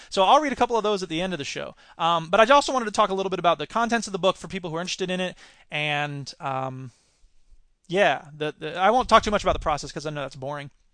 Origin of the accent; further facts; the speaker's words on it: Florida, United States; my home state